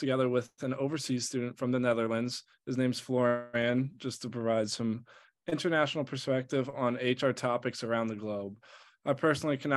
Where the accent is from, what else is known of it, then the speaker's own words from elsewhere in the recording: Allentown, Pennsylvania, United States; I am actually from the same hometown as Jack, Allentown, PA